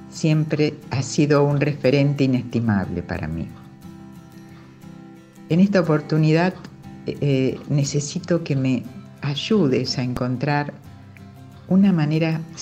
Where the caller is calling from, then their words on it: Rosario, Santa Fe, Argentina; Hola Julio, soy … de Rosario.